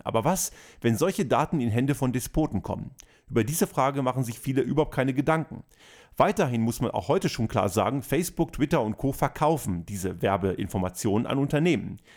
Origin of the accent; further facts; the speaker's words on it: Austria; bei uns in Österreich